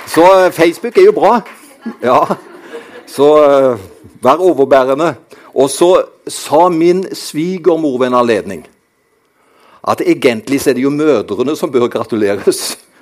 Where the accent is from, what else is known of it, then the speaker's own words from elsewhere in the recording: Karmøy, Rogaland, Norway; Jeg kommer fra dette herlige fylket som heter Rogaland. Men jeg er oppvokst på den kristne ø Karmøy.